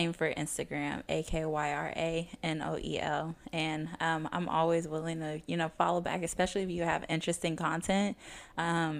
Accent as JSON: {"language": "English", "town": "Dallas", "region": "Texas", "country": "United States", "tie": "born or raised there", "said": "growing up in North Dallas, a lot of the high schools are very cliquish"}